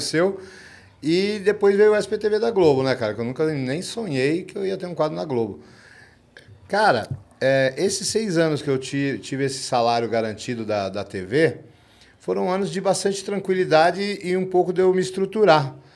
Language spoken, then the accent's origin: Portuguese; São Paulo, Brazil; eu sou aqui da ZL